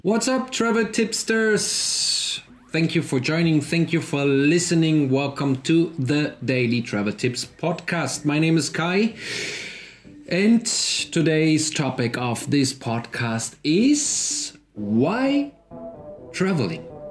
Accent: Germany; accent: German; English is a second language; I'm German, as you are obviously figure with my lovely accent.

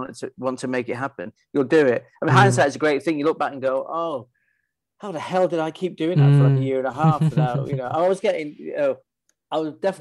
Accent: Manchester, North West England, United Kingdom; accent: Northern; moved away as an adult; also born or lived in Fallowfield, Manchester / London; now in New York, United States; I was born in Mossside and spent many wonderful years there as a kid and into my early teens.

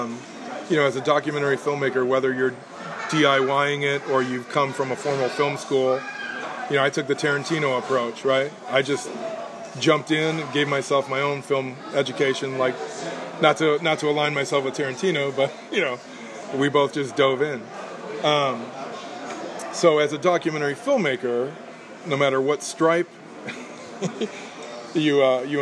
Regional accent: Downers Grove, Illinois, United States; When I was growing up in Downers Grove, Illinois, a suburb of Chicago

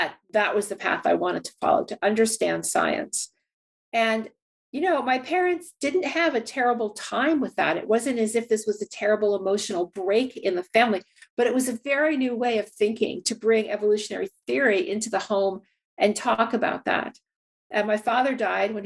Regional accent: Shrewsbury, New Jersey, United States; I was growing up in New Jersey, suburban New Jersey, a small town called Shrewsbury

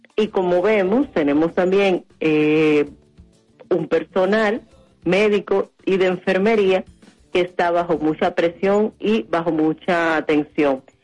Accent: Dominican Republic; nosotros las dominicanas y los dominicanos

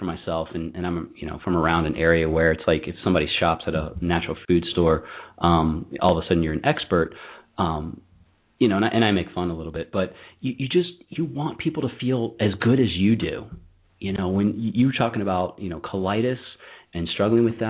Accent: Virginia, United States; I'm from Virginia myself

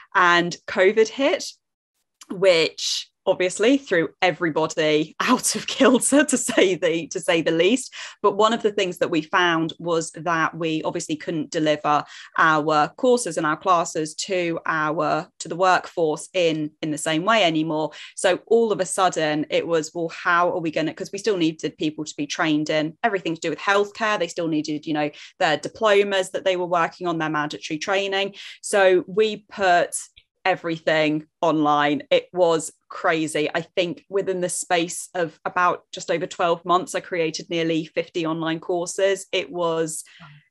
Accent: Jersey; I live in Jersey, which is a tiny little island between England and France, which nobody believes me that it's here because it's only 45 square mile and tiny. But I promise you, if you zoom in enough on Google Maps, we are there. So that's where I'm from

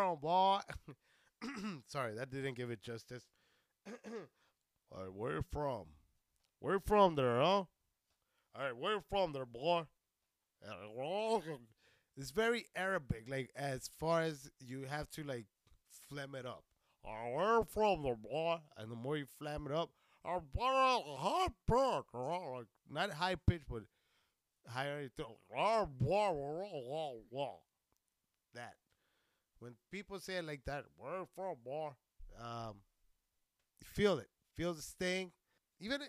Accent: Socorro, Texas, United States; moved away; I'm from Texas. I'm from a little place named Socorro

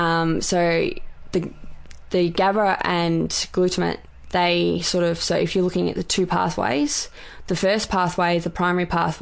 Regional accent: Bendigo, Victoria, Australia; I'm from Bendigo.

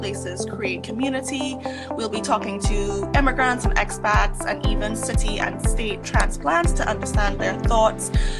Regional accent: Trinidad & Tobago; moved away; also born or lived in Madrid; I'm also from Trinidad

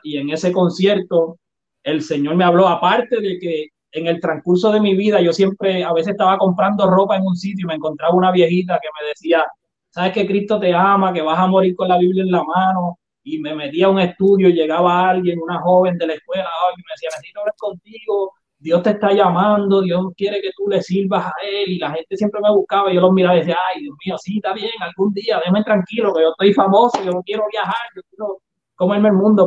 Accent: Puerto Rico; soy puertorriqueño

